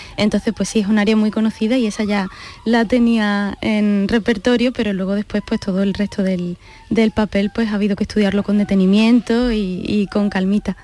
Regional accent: Seville, Andalusia, Spain; el público de Sevilla, que es mi tierra

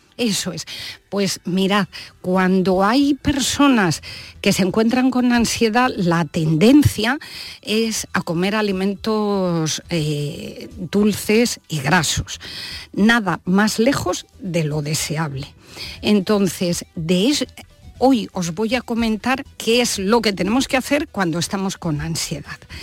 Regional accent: Valladolid, Castile and León, Spain; yo soy vallisoletana

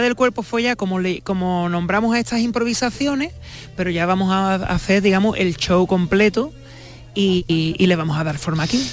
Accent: San Fernando, Andalusia, Spain; yo soy de San Fernando

